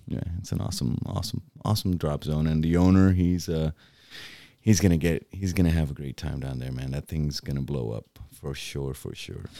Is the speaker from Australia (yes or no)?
no; Boquerón, Puerto Rico; moved away; my hometown